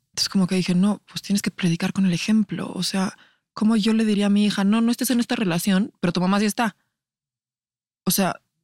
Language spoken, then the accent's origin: Spanish; Mexico; como sociedad mexicana